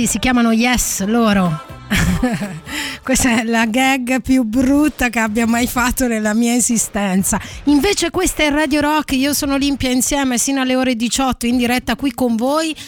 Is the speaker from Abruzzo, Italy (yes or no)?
yes; Abruzzo, Italy; io sono abruzzese